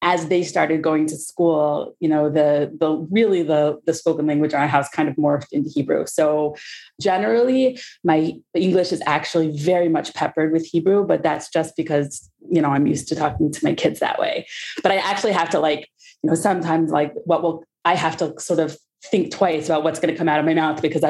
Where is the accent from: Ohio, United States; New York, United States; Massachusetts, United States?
Ohio, United States; Cincinnati; moved away as an adult; now in Israel; I was born in Cincinnati, Ohio, not far from you.